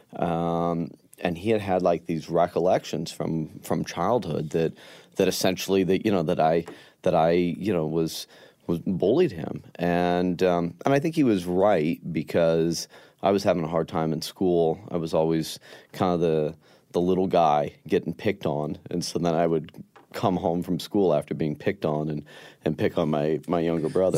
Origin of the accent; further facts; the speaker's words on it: Denver, Colorado, United States; growing up in Denver